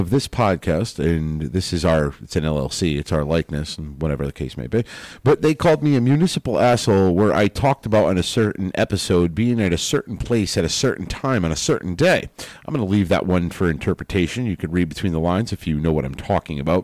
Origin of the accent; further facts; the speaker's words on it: United States; as an American